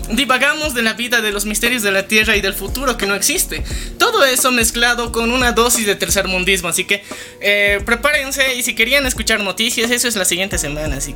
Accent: Bolivia; somos de Bolivia

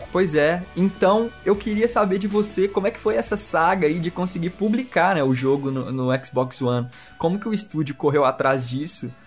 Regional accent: Belo Horizonte, Minas Gerais, Brazil; Nós somos né, mineiros, somos de Belo Horizonte.

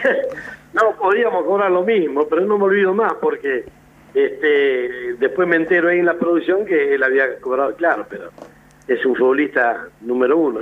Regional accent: General Madariaga, Buenos Aires Province, Argentina; soy de Madariaga y vivo y estoy aquí en Madariaga, provincia de Buenos Aires

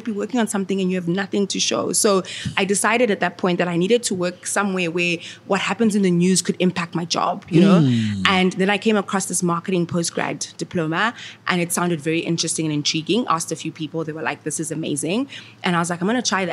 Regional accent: Harare, Zimbabwe; moved away as an adult; now in South Africa; I'm from Zimbabwe

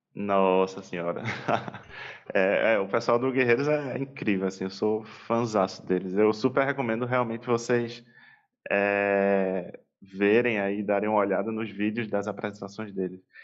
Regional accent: Pernambuco, Brazil; como bom pernambucano

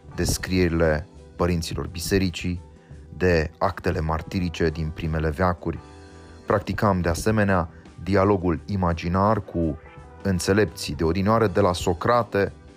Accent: Romania; poziția mea de român

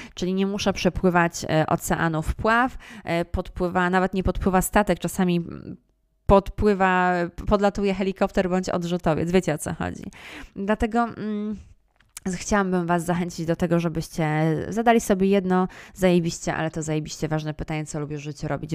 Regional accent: Poland

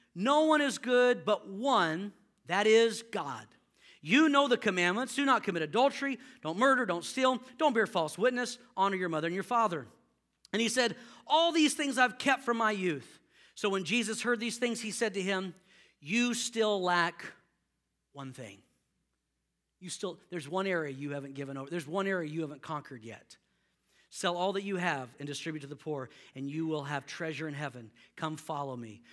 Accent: Houston, Texas, United States; I grew up in Houston

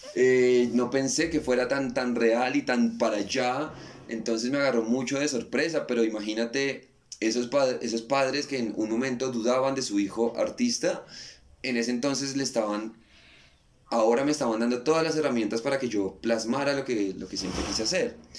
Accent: Colombia; moved away as an adult; also born or lived in Buenos Aires, Argentina; quería sentir el calor de, mi tierra, quería ver a mi mamá

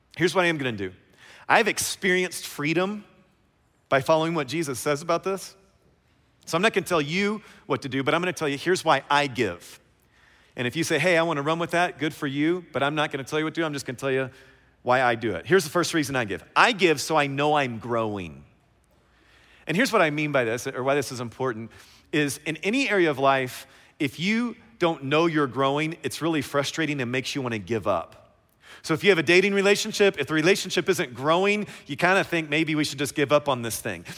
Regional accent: Kentucky, United States; I'm from Kentucky

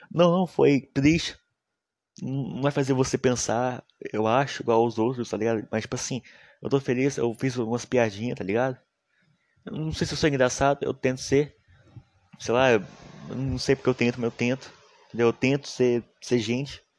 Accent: Minas Gerais, Brazil; meu sotaque é massa, eu sou mineiro. Fih, respeita os cria de Minas, rapaz. Respeita os cria de Minas. O pessoal daqui de Minas é muito foda, mano.

